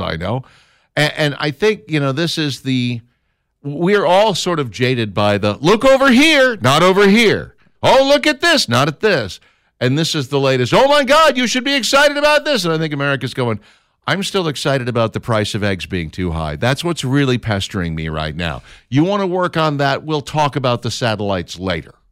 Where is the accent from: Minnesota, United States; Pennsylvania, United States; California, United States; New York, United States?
Minnesota, United States; Minneapolis; now in Birmingham, United States; I grew up in Minneapolis